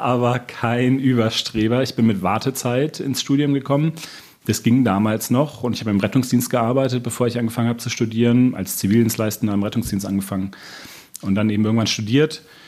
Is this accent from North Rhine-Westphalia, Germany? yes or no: yes; Bonn, North Rhine-Westphalia, Germany; moved away as an adult; now in Augsburg, Germany; Ich bin Rheinländer aus Bonn, in Bonn geboren, habe lange auch im Rheinland gearbeitet, aber jetzt bin ich seit zweieinhalb Jahren hier in Augsburg